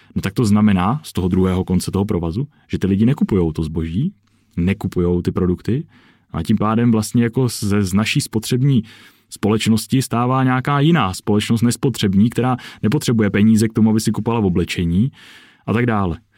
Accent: Czechia; jako Čech

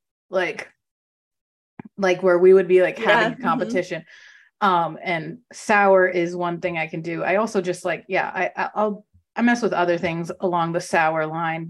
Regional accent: California, United States; now in East Coast, United States; I grew up in California

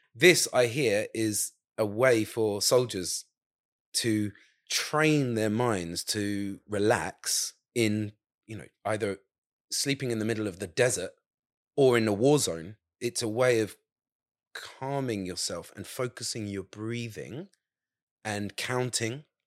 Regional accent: England, United Kingdom; also born or lived in Saudi Arabia; now in Margate, United Kingdom; being English, with an English passport

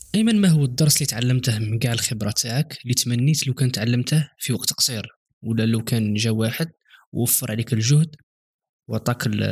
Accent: Algeria; عندنا في الجزائر

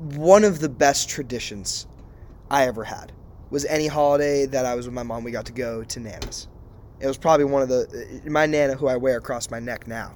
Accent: Hopedale, Massachusetts, United States; moved away as an adult; now in San Diego, United States; we are from Massachusetts, small town called Hopedale

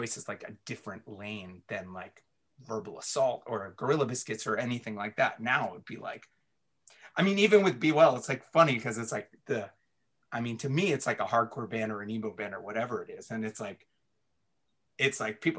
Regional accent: Washington, District of Columbia, United States; also born or lived in Baltimore, Maryland; growing up in DC where like, you know, emo was born

